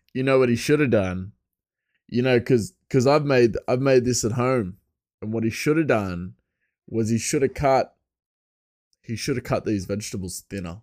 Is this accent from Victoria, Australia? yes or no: no; Bathurst, New South Wales, Australia; my hometown, uh, Bathurst is a, it was a, a, a, an inland settlement. It was the first inland settlement from Sydney.